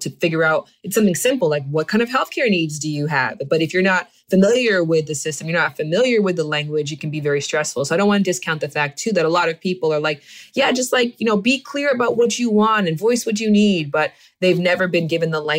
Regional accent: Canada; moved away as an adult; I'm from Canada

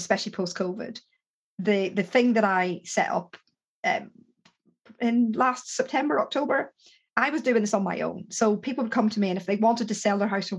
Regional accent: Ireland; I'm Irish

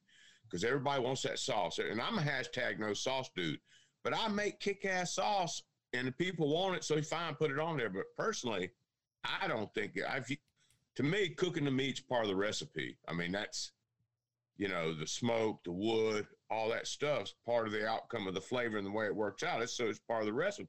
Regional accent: Louisiana, United States; moved away as an adult; also born or lived in North Georgia mountains; now in North Georgia, United States; I grew up in Louisiana

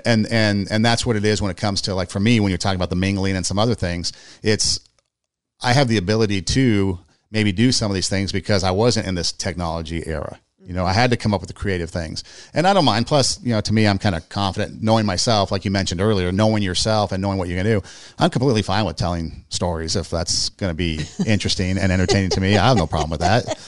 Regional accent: Los Angeles, California, United States; also born or lived in Iowa / Nebraska; I grew up in California, I grew up in L

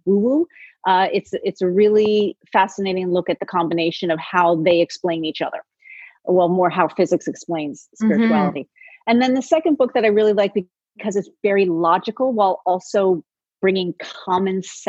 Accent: New York City, New York, United States; moved away as an adult; also born or lived in Los Angeles / Paris; I grew up in New York City, and I currently live in the city, but I've spent a very long time in Los Angeles

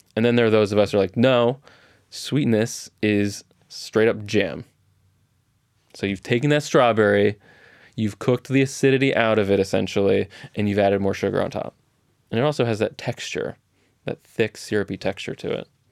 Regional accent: Orange County, California, United States; I grew up in Orange County, so I have very distinct memories of strawberries, 'cause there's strawberry fields everywhere in South Orange County

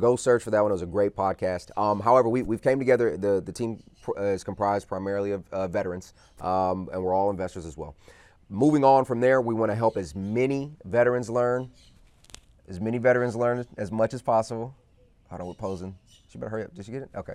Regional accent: Texas, United States; moved away; I'm from Texas originally

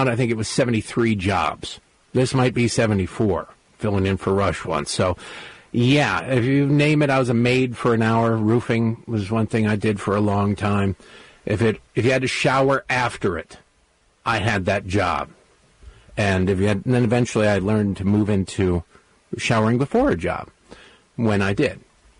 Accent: Redford, Michigan, United States; now in Baltimore, United States; Grew up in a small town called Redford that nobody's ever heard of. It's easier to just say to Detroit because it's six blocks outside of Detroit off of 8 Mile Road.

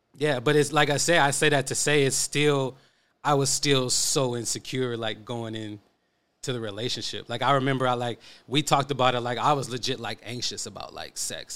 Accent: Oakland, California, United States; I'm from East Oakland

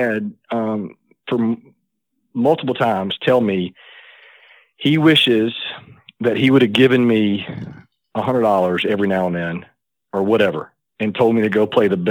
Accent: Gadsden, Alabama, United States; I grew up in Gadsden, Alabama

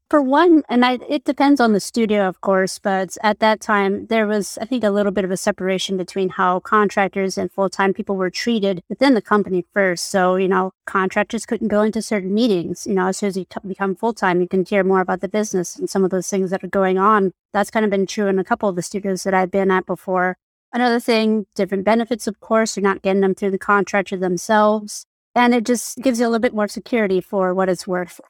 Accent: New Mexico, United States; moved away; I'm from New Mexico

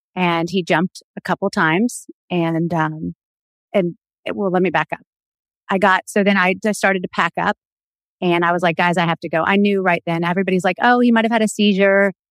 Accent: the South, Florida, United States; we grew up in the South where everybody was like kind of fundamentalist Christian

